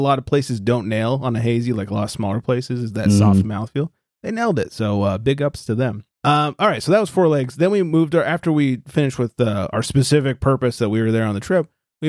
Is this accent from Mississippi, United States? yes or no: no; California, United States; we're from California